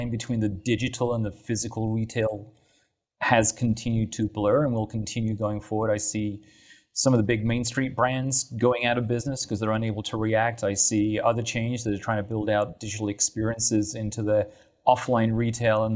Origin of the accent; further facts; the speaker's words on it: Texas, United States; accent: Texan; there's my Texan accent